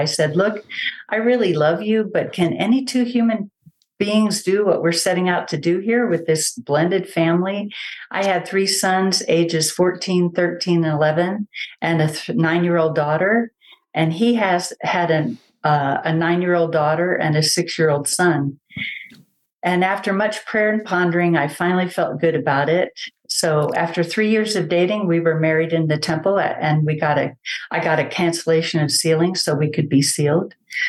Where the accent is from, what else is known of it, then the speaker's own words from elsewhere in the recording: San Antonio, Texas, United States; also born or lived in Germany / Panama; I was born in Germany. I have two older brothers and one younger brother. I went to first grade in Panama, second grade on in San Antonio. Yep, dad was in the military.